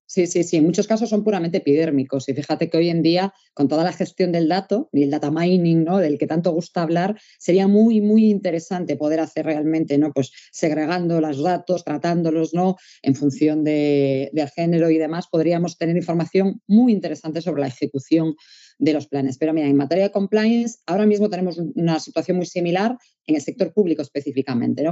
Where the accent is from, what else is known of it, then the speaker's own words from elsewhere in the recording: Galicia, Spain; como buena gallega que soy